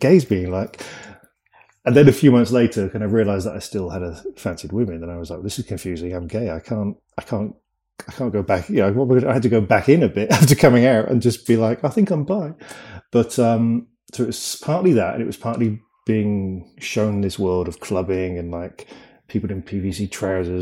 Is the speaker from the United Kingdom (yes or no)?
yes; Cheltenham, South West England, United Kingdom; moved away as an adult; also born or lived in London; I grew up in a town called Cheltenham, which is like near Bristol in the UK